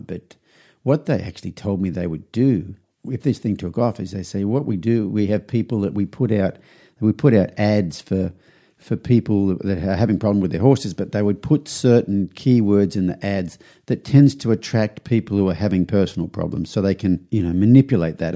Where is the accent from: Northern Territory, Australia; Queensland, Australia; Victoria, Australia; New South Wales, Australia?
New South Wales, Australia; Young; moved away as an adult; now in United States; I flew back to Australia to my hometown. I'm from a small country town in New South Wales called Young.